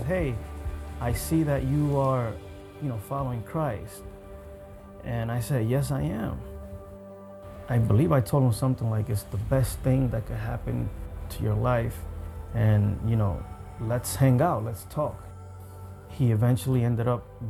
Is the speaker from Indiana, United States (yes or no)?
no; New York City, New York, United States; I grew up in Harlem in the end of the crack era